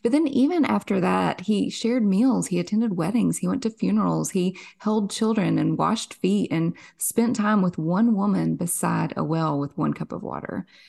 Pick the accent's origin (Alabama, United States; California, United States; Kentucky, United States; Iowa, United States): Kentucky, United States; Somerset; born and raised in Kentucky. Our claim to fame here in Somerset